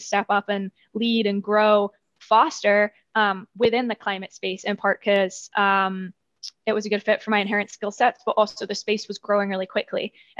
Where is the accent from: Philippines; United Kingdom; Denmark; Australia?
United Kingdom; I'm British, you can't hear it so much anymore, but I grew up running around with like hay bales in the British countryside and have always had that connection to nature.